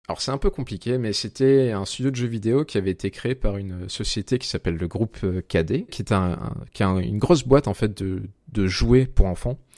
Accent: Aix-en-Provence, Provence-Alpes-Côte d'Azur, France; now in Lyon, France; Je viens euh, d'Aix-en-Provence, dans le sud de la France.

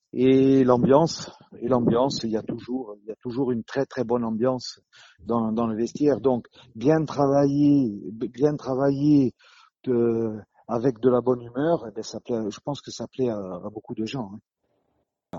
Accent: Corsica, France; moved away as an adult; Je suis du sud, hein, je suis du sud, je suis corse

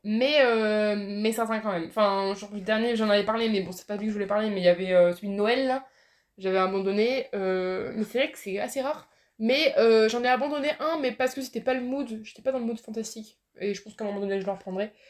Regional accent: Poitiers, Nouvelle-Aquitaine, France; je viens de Poitiers

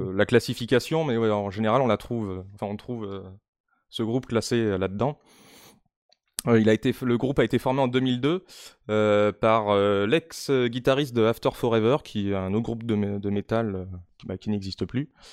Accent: Limoges, Nouvelle-Aquitaine, France; je viens de, euh, bah, de Limoges

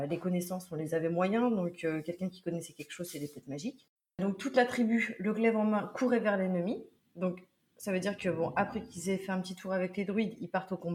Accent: Brittany, France; Et je suis bretonne.

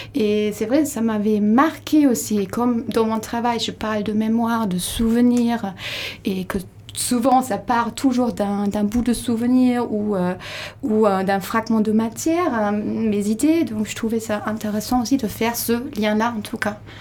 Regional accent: Labenne, Nouvelle-Aquitaine, France; moi je suis de la Benne, je connais bien le lieu

